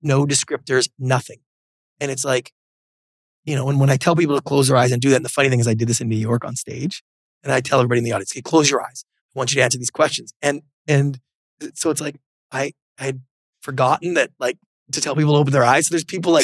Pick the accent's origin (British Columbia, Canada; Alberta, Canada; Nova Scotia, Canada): British Columbia, Canada; Victoria; moved away as an adult; now in Los Angeles, United States; growing up in Canada